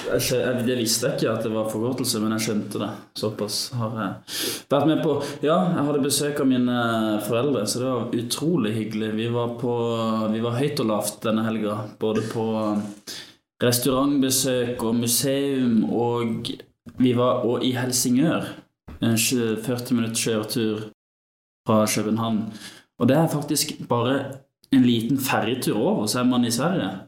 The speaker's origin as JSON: {"language": "Norwegian", "town": "Kristiansand", "region": "Agder", "country": "Norway", "said": "jeg er fra Kristiansand, så jeg ligger ganske nærme Danmark"}